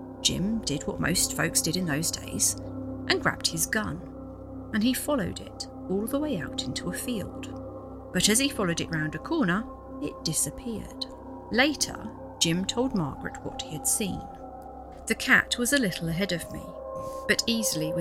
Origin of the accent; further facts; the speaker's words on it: the Fens, East of England, United Kingdom; I'm from the Fens and that's how it sounds.